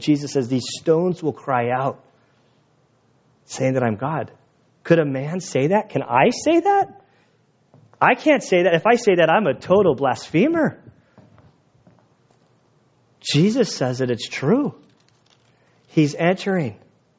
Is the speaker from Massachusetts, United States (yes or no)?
no; La Mesa, California, United States; also born or lived in Valley Center, California; I grew up in San Diego